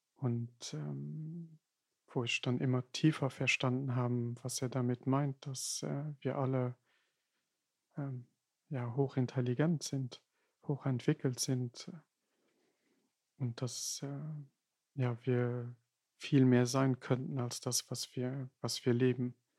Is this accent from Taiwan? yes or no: no; Luxembourg; German is a second language